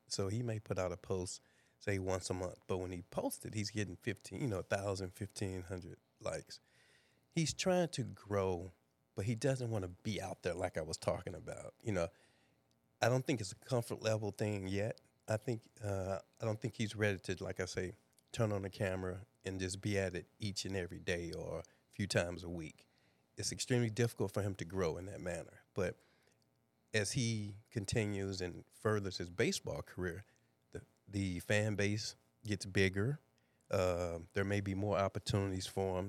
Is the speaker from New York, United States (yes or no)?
no; East St. Louis, Illinois, United States; moved away; born and raised in East St. Louis, Illinois